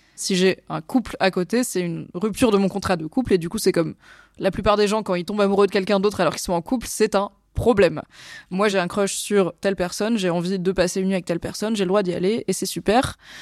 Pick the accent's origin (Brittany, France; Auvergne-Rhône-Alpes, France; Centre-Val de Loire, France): Auvergne-Rhône-Alpes, France; Valence; moved away as an adult; also born or lived in Lyon / Lille / Alsace; quand j'étais ado à Valence